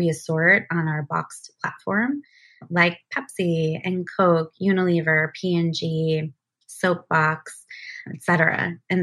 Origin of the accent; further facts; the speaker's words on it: New Jersey, United States; moved away as an adult; also born or lived in Seattle; I moved back to the East Coast where I'm originally from. I grew up in New Jersey